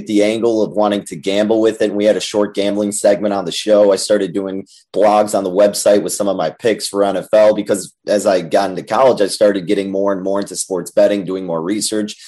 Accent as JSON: {"language": "English", "town": "Chicago", "region": "Illinois", "country": "United States", "tie": "born or raised there", "said": "I grew up in the Chicagoland area, Northwest suburbs"}